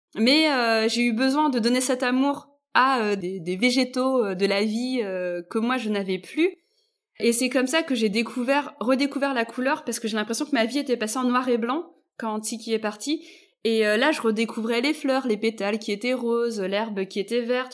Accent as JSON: {"language": "French", "region": "Brittany", "country": "France", "tie": "born or raised there", "said": "mes parents sont d'origine malgache, moi je suis née en Bretagne"}